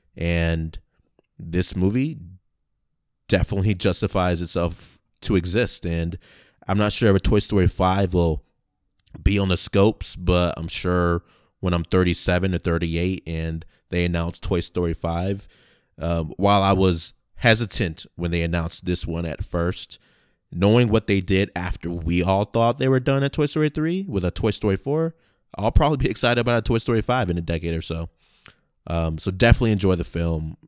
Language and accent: English; Rochester, New York, United States; moved away as an adult; When I left my hometown, you know, in Rochester, New York